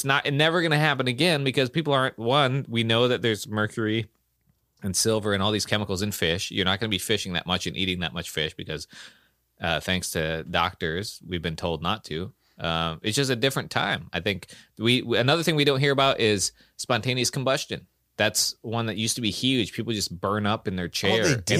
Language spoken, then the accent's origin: English; Pacific Northwest, United States; I grew up in Serial Killer Alley in the Pacific Northwest.